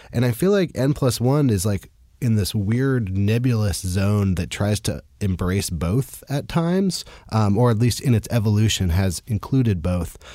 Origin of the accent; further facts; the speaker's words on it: California, United States; now in New York, United States; I'm also from California, and I remember that when I, when I first moved to New York